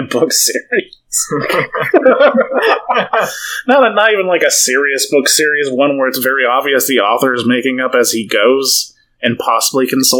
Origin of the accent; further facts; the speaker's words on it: Iowa, United States; We're from Iowa